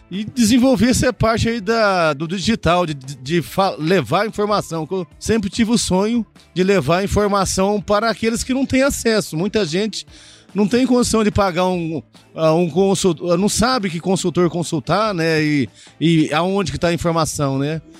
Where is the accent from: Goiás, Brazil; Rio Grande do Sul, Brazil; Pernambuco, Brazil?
Goiás, Brazil; also born or lived in Mogi Mirim, São Paulo; Nasci em Mojimirim, São Paulo, né, e vim com três anos pra cá, pra Goiás.